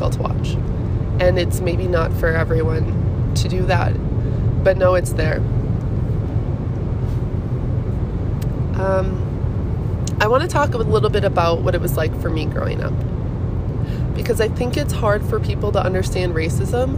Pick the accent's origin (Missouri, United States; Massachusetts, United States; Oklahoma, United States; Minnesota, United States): Minnesota, United States; moved away; I'm from Minnesota